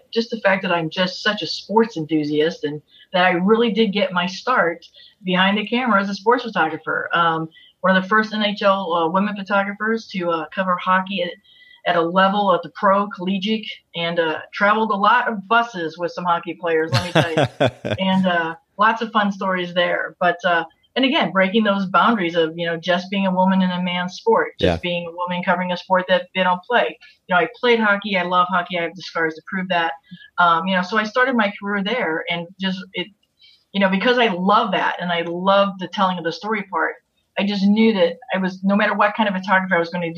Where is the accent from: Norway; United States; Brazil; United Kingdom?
United States; St. Louis, Missouri; moved away; I'm from St. Louis originally